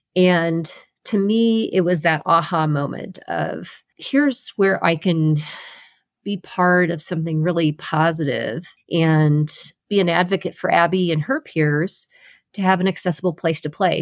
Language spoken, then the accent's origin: English; Los Angeles, California, United States; competing in Los Angeles, right in my hometown backyard